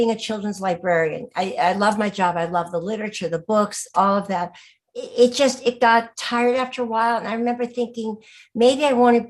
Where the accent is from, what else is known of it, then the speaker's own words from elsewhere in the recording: Boston, Massachusetts, United States; moved away; I grew up in Boston, outside of Boston, Massachusetts